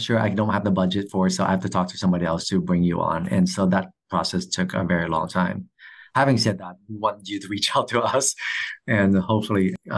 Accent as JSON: {"language": "English", "region": "California", "country": "United States", "said": "I'm from California."}